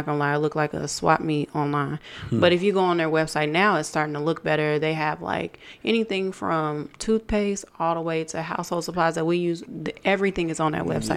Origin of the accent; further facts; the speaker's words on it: United States; I am an American